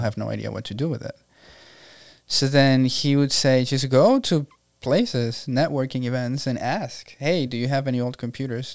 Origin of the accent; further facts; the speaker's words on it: Venezuela; moved away as an adult; now in Tampa, United States; I was born and raised in Venezuela, Venezuela, and um, I came here April 10 of 2011